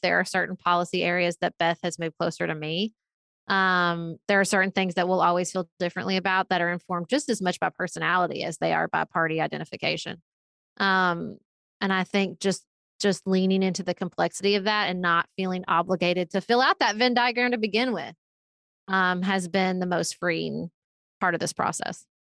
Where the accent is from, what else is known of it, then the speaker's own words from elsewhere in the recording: Paducah, Kentucky, United States; moved away as an adult; also born or lived in Washington, D.C.; I live in Paducah, Kentucky. It's my hometown. It's where I grew up